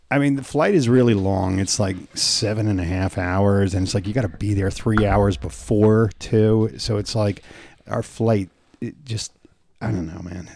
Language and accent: English; United States; I go, "New York, New Jersey."